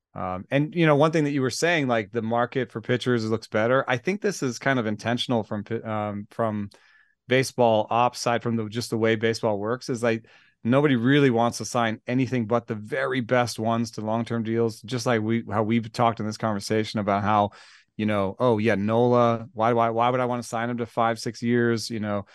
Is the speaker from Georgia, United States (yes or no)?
yes; Atlanta, Georgia, United States; I grew up in Atlanta